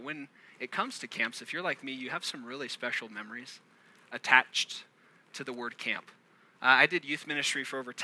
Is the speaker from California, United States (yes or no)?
yes; Orange County, Southern California, United States; I'm from Southern California, down in Orange County. I live in San Clemente